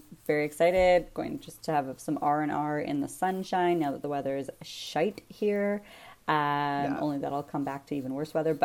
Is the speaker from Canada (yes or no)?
yes; Canada; As a Canadian, as a taxpayer